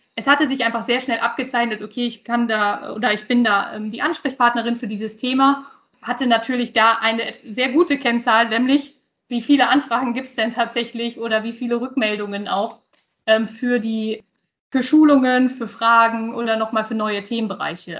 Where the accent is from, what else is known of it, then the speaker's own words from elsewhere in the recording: Osnabrück, Lower Saxony, Germany; bin hier auch in der Region aufgewachsen, also ein, ein Gewächs hier